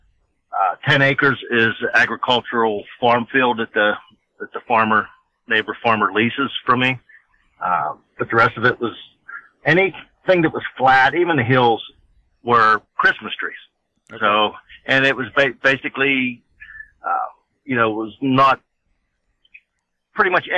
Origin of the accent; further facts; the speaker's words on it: Armstrong County, Pennsylvania, United States; from Armstrong County, Pennsylvania, born and raised in Armstrong County